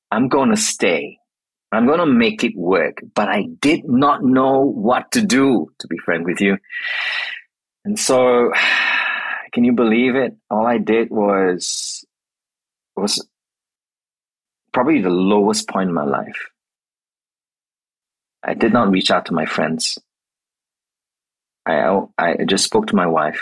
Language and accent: English; Malaysia; moved away as an adult; also born or lived in Australia; now in Melbourne, Australia; I moved from Malaysia, which I was originally from, to Australia.